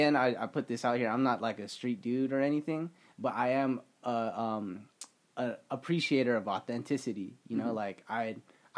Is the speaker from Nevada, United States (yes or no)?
yes; Las Vegas, Nevada, United States; repping my hometown is like, yo, you know, it's cool to have my our own radio station at UNLV, which is like an iconic place for like Las Vegas history